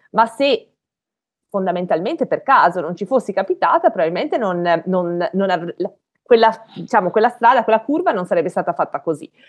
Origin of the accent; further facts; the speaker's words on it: Belluno, Veneto, Italy; moved away as an adult; also born or lived in Padua; io non sono di Padova, io sono di Belluno, quindi, e, alte, e quindi vissu, vivevo in montagna